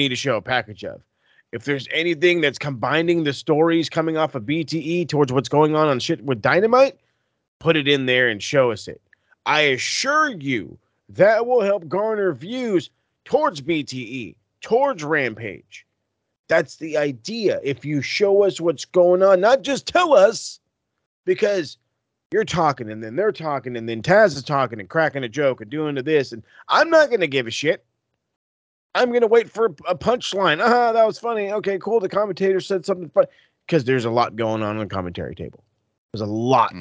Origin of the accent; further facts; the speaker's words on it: California, United States; I'm from Cali